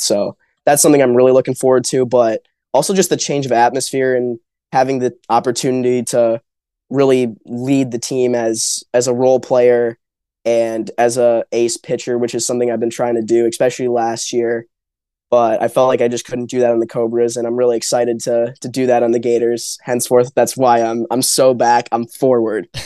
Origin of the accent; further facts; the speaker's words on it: Grand Rapids, Michigan, United States; we're both from Grand Rapids